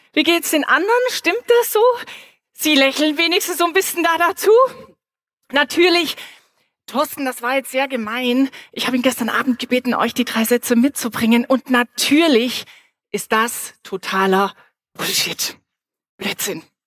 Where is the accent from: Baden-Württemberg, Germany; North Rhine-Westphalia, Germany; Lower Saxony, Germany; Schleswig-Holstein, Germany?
Baden-Württemberg, Germany; Reutlingen; moved away; ich bin ganz in der Nähe aufgewachsen und zwar in Reutlingen